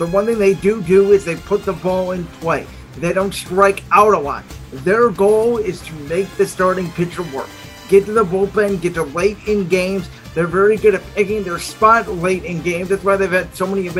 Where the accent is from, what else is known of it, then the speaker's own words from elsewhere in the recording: Cleveland, Ohio, United States; my hometown Cleveland